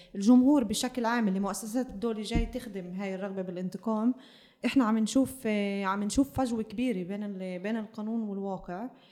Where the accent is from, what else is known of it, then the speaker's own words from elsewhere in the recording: Palestine; نواجهه هسه كفلسطينيين